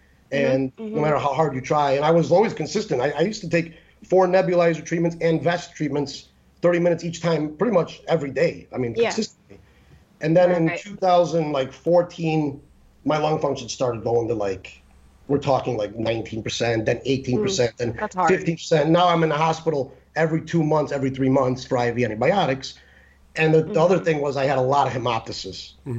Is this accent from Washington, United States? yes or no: no; Chicago, Illinois, United States; moved away as an adult; So when I was like 20, I moved here from Chicago.